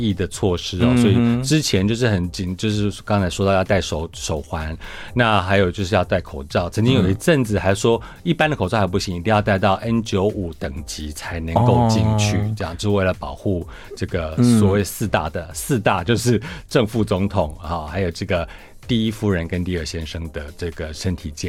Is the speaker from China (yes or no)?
no; Taiwan; now in Washington, D.C., United States; 对，我台湾人。